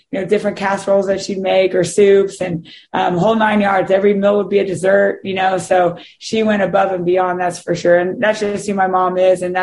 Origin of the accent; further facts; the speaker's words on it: Kansas, United States; growing up in Kansas and playing there